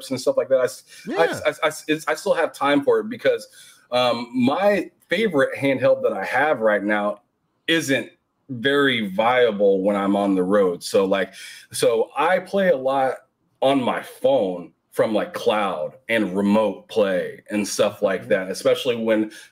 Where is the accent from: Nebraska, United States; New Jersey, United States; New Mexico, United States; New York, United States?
Nebraska, United States; I'm from Nebraska